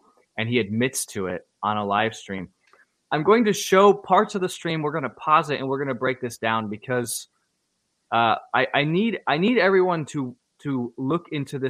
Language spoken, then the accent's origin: English; United States; as an American